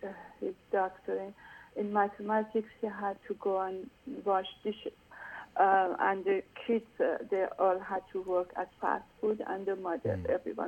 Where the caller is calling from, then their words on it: United States; Hi. I am calling from America.